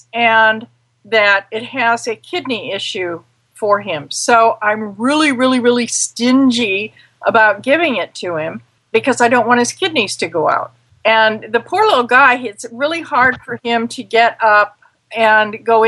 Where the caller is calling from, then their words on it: Mary Esther, Florida, United States; I'm in Florida Panhandle in a little town called Mary Esther.